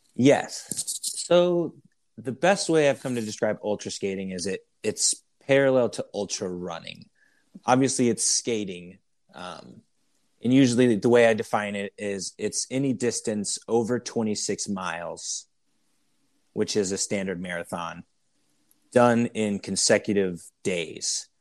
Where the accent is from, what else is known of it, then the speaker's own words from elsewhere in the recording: Iowa, United States; I'm from Iowa, which is a huge cycling state